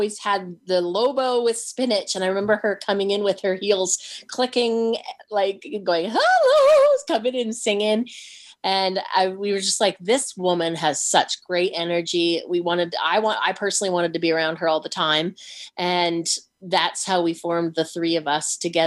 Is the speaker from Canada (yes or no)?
yes; Redcliff, Alberta, Canada; also born or lived in British Columbia; now in North Vancouver, Canada; I'm from Red Cliff, close to Medicine Hat, Alberta. Very country. I grew up only knowing that it was all country